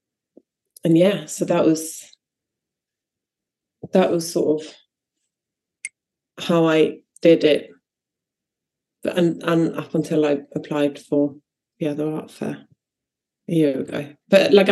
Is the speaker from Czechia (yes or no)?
no; Sweden; now in United Kingdom; I'm from Sweden